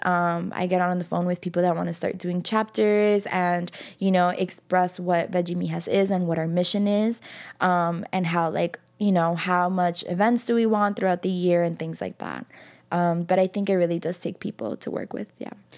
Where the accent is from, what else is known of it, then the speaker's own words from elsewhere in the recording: New York City, New York, United States; I grew up in Jackson Heights, which is a predominantly Colombian neighborhood